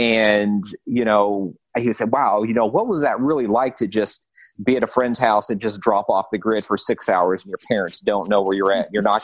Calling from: California, United States; I'm in the San Gabriel Valley, east of downtown LA. So I'm in the metropolitan area of Los Angeles.

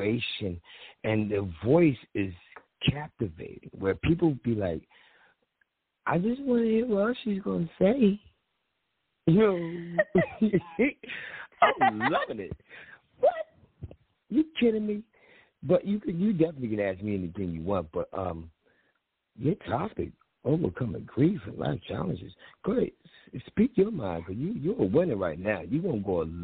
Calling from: Philadelphia, Pennsylvania, United States; I'm calling from Philly.

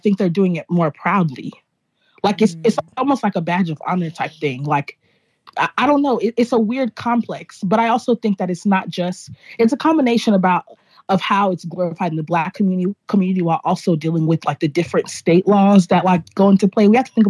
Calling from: Los Angeles, California, United States; Yeah, I am recording live from Los Angeles.

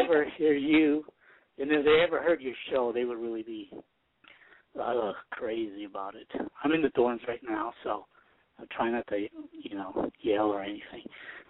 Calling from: Utah, United States; from Utah. I'm calling from BYU.

